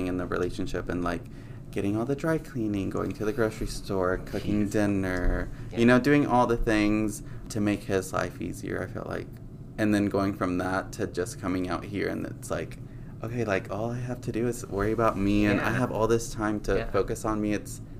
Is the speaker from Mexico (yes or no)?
yes; Mexico; born there; like, my background, like, I was born in Mexico, so my parents raised me with those